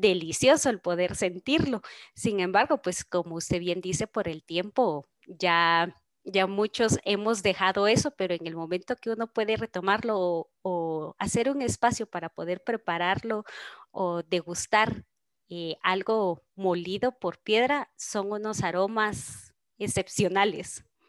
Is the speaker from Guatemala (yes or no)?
yes; Guatemala; nosotros como guatemaltecos